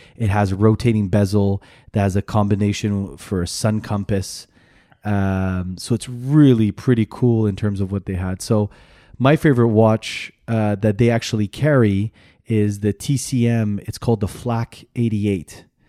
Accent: Canada; I'm Canadian.

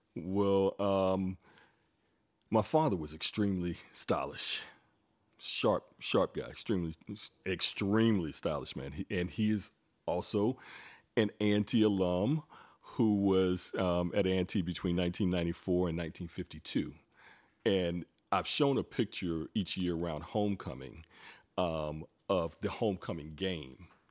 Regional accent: Greensboro, North Carolina, United States; moved away as an adult; also born or lived in New York City; born and raised in Greensboro, left Greensboro and moved to New York City

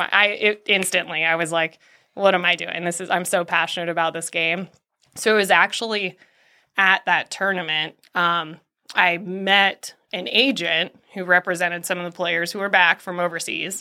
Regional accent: Scottsdale, Arizona, United States; moved away; I grew up in Scottsdale, Arizona

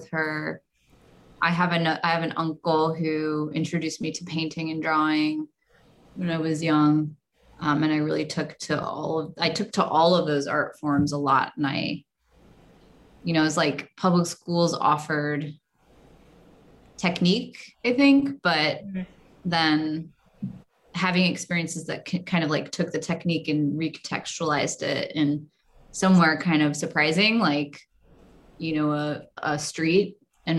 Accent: St. Louis, Missouri, United States; St. Louis, which is my hometown

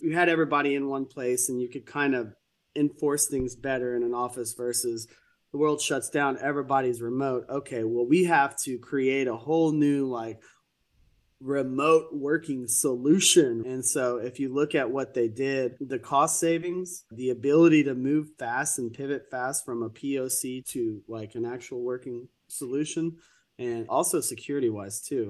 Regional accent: Texas, United States; I'm from Texas

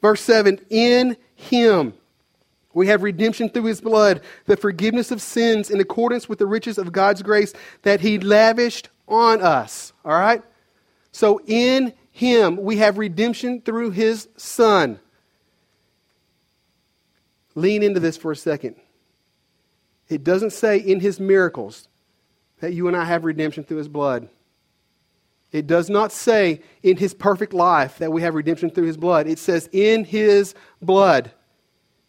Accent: Conway, Arkansas, United States; moved away as an adult; There's no jobs in my hometown, Conway.

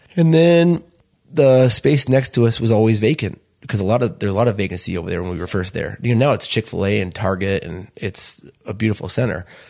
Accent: Chicago, Illinois, United States; born or raised there; now in Utah, United States

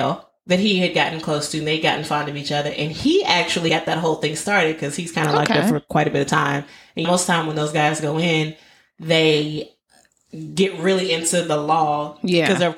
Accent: Nashville, Tennessee, United States; I grew up in Nashville, Tennessee

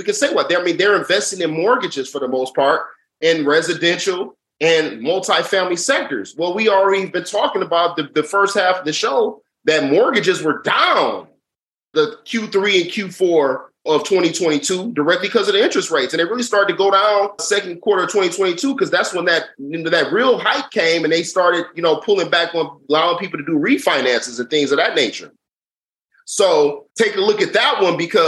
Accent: Detroit, Michigan, United States; I'm from Schoolcraft for Evergreen Brightmore

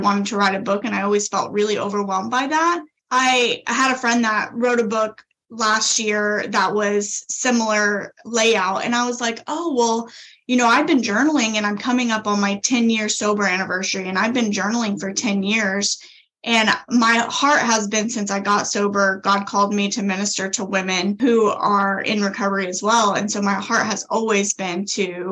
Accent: a small town just south of Tulsa, Oklahoma, United States; Originally, I am from Oklahoma, and I grew up in a small town just south of Tulsa.

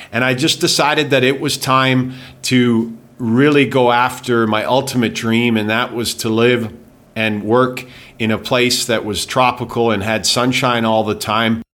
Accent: Calgary, Alberta, Canada; moved away as an adult; also born or lived in England / Winnipeg / Vancouver / Spain; now in Thailand; I grew up in Calgary. I was born in England

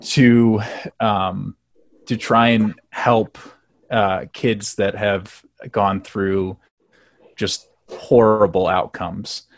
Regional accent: South Bend, Indiana, United States; moved away as an adult; now in Colorado, United States; I'm originally from South Bend, Indiana, uh, which is uh, probably the greatest town in the world

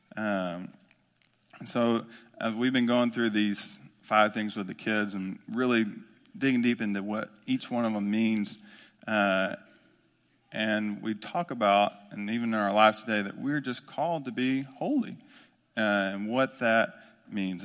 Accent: Omaha, Texas, United States; I grew up in Omaha, Texas, small East Texas town off of two fifty-nine

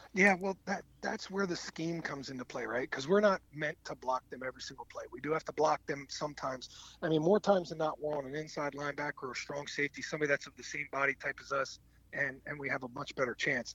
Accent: East Coast, United States; moved away as an adult; also born or lived in Green Bay, Wisconsin; I grew up on the East Coast

